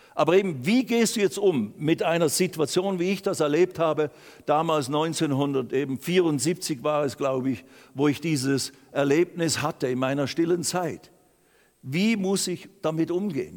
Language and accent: German; Basel, Basel-Stadt, Switzerland; also born or lived in Lausanne / Riehen; heim nach Basel, da ist ja meine Heimat